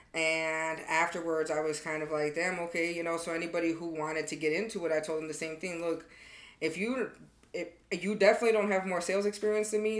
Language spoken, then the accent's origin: English; Chicago, Illinois, United States; moved away as an adult; I'm from Chicago